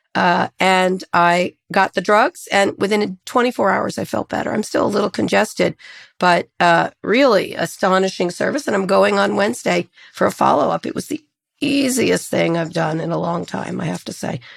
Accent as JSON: {"language": "English", "town": "Princeton", "region": "New Jersey", "country": "United States", "tie": "born or raised there", "moved": "yes", "said": "where I grew up in Princeton"}